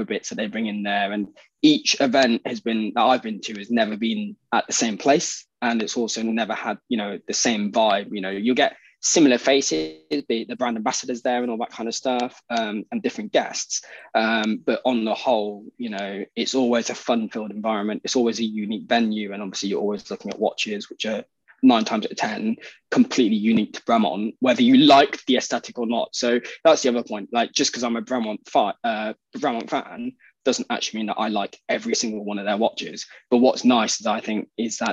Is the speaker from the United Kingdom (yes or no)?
yes; United Kingdom; being British